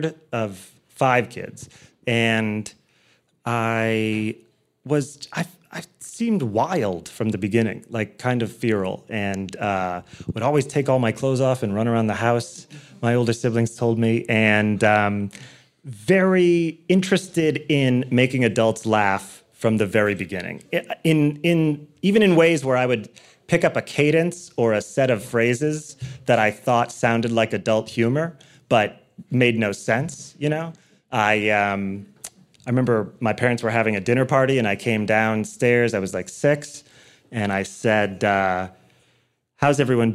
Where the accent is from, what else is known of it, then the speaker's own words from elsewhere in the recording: Chicago, Illinois, United States; I was born and raised in Chicago, Illinois, in the Lincoln Park area on the north side of the city